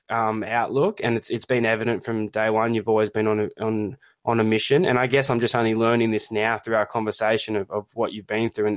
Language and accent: English; Australia; accent: Australian; my poor Australian accent